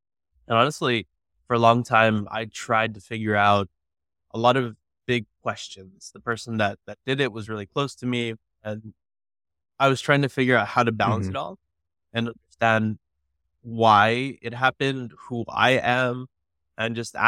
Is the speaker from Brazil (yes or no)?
no; McAllen, Texas, United States; also born or lived in South Dakota / California; growing up in McAllen, it was complicated. When we first got there, my dad was divorced. I actually was born in South Dakota. My dad was in the Air Force, moved to California, got to McAllen when I was like 3 years old.